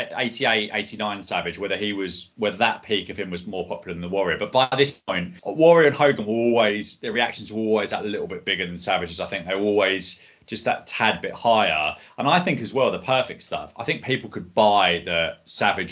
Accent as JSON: {"language": "English", "town": "Croydon", "region": "London", "country": "United Kingdom", "tie": "born or raised there"}